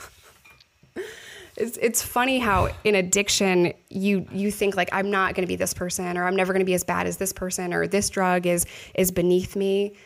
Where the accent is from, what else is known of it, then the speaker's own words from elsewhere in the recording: New York, United States; moved away; I'm a New Yorker